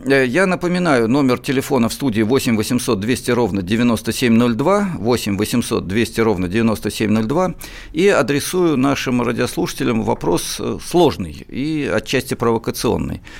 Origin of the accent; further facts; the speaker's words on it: Moscow, Russia; мы и сами москвичи.